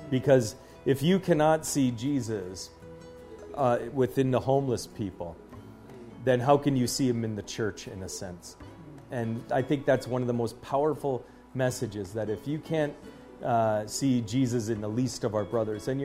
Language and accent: English; Waterloo, Ontario, Canada; this sculpture here so close to my hometown in uh, Waterloo